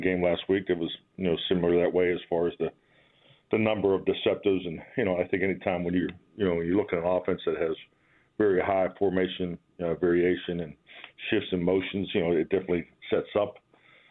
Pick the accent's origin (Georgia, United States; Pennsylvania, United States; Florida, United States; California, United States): Pennsylvania, United States; Pittsburgh; a kid growing up in Pittsburgh